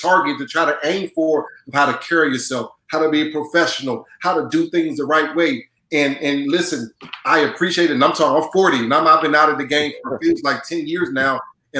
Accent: United States; moved away; I grew up in Washington

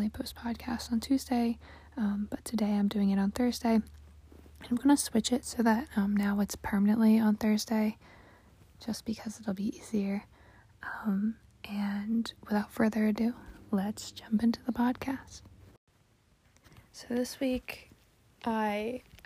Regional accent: United States; as an American

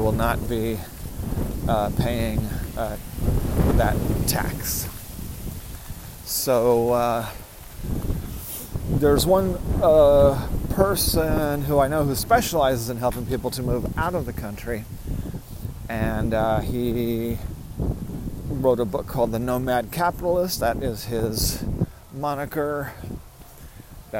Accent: Los Angeles, California, United States; I was born in California, born in Los Angeles

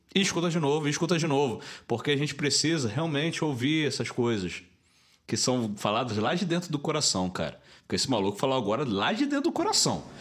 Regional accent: Rio de Janeiro, Brazil; moved away as an adult; now in Belo Horizonte, Brazil; E a gente, como carioca

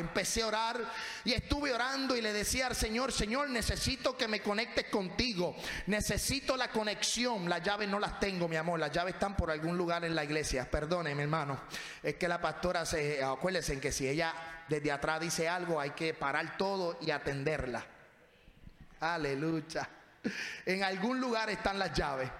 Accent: Puerto Rico; moved away; Yo cuando voy a mi casa, voy a Puerto Rico, voy a casa de mi papá

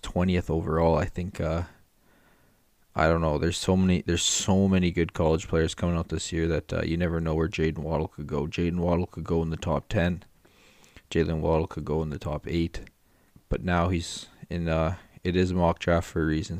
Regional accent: Canada; I'm from Canada

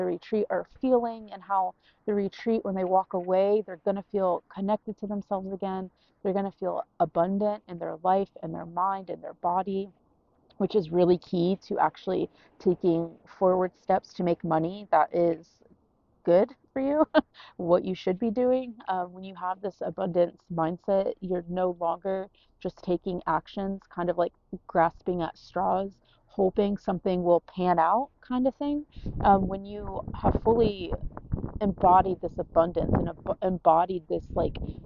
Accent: United States; moved away as an adult; also born or lived in New York / Orlando; now in Iceland; the American in Iceland

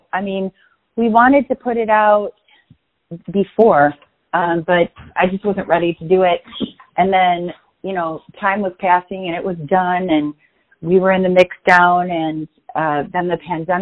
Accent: Cicero, Illinois, United States; I grew up in the Cicero, Berwyn area, which is, you know, just on the cusp of Chicago.

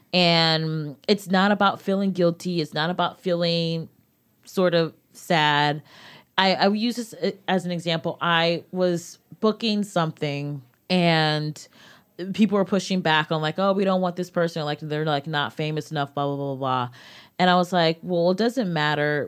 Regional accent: United States; my experience as a young black woman growing up in America

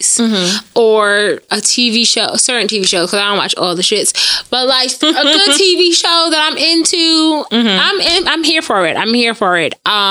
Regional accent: New York, United States; I'm from New York

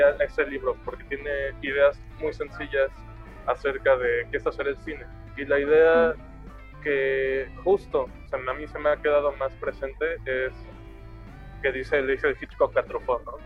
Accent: Mexico City, Mexico; De lo que antes se llamaba el Distrito Federal. Ahora la CDMX, la Ciudad de México, la capital.

